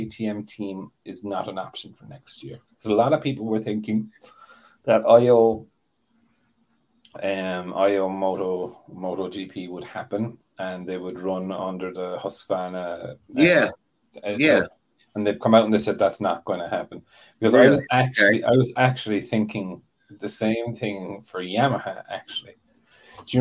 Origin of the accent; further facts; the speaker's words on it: Ireland; I'm Irish